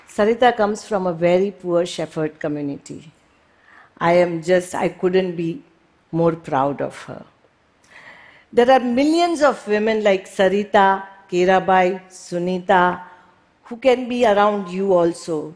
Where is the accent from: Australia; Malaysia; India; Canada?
India; Mumbai, Maharashtra; moved away as an adult; I was born and brought up in Mumbai